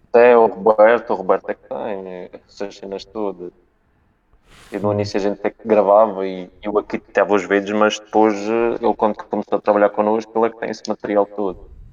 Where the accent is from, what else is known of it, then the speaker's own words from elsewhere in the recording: Calheta, Madeira, Portugal; da Ponta do Porvo. Da, do, da minha terra também